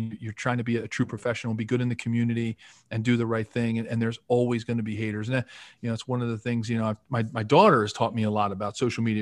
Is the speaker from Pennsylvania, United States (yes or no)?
yes; Philadelphia, Pennsylvania, United States; I grew up in Philly